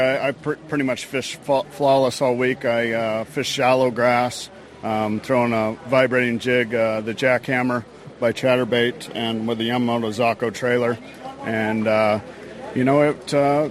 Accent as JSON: {"language": "English", "region": "Arizona", "country": "United States", "tie": "born or raised there", "said": "I'm from Arizona, so yeah. I mean, I'm born and raised here."}